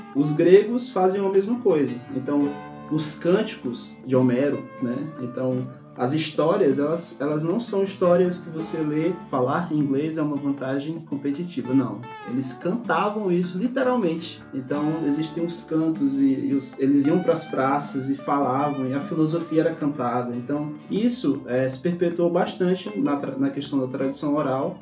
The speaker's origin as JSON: {"language": "Portuguese", "country": "Brazil", "said": "a gente, como brasileiro"}